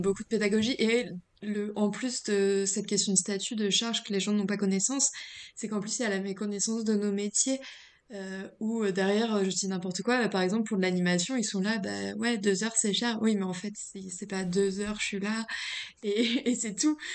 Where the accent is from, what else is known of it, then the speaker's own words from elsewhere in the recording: Reims, Grand Est, France; moved away; je viens de Reims